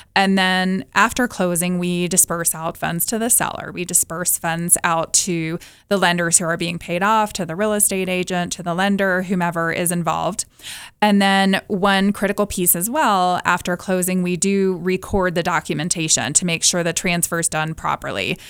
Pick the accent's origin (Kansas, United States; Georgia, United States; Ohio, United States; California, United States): Georgia, United States; Atlanta; moved away as an adult; I'm originally from Atlanta, moved here in ninety-one, and living in the mountains